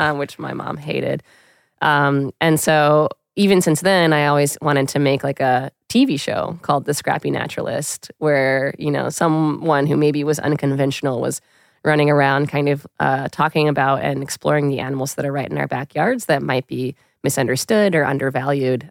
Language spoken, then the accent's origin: English; New York City, New York, United States; I grew up in Queens, New York